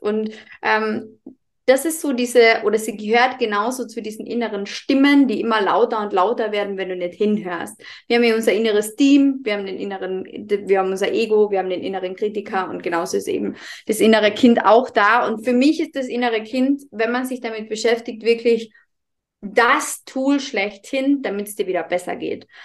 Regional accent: Carinthia, Austria; accent: Carinthian dialect; komme aus dem wunderschönen Kärnten in Österreich, was auch der Grund sein kann, dass ich manchmal ein bisschen in meinen Dialekt verfalle

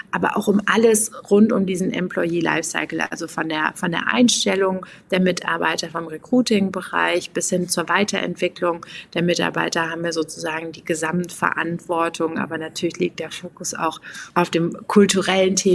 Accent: Aachen, North Rhine-Westphalia, Germany; Ja, ich komme aus Aachen, ich bin da geboren und meine Familie lebt natürlich auch noch da.

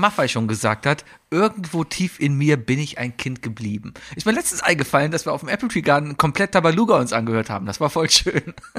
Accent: Germany; first language German; als Deutscher, als Muttersprachler

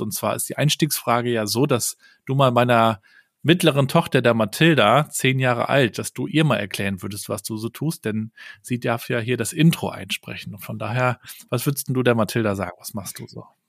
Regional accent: Germany; bei uns in Deutschland

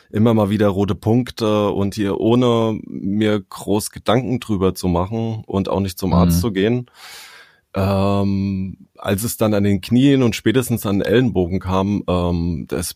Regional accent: Hesse, Germany; ich komme aus der Nähe von Frankfurt, ähm, bin verheiratet, habe zwei Kinder.

